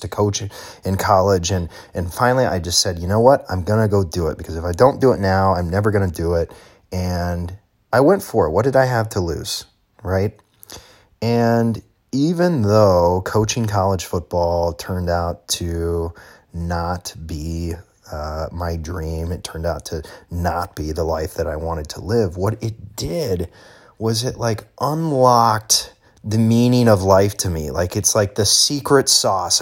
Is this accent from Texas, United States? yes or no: no; Illinois, United States; moved away as an adult; I was going to leave Illinois, leave my hometown where I'd spent my entire life, and I was going to move to a new state